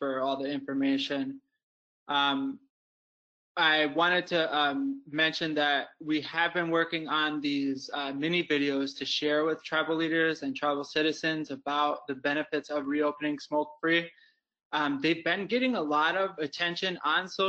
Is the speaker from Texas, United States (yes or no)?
no; Wisconsin, United States; And I'm from Wisconsin.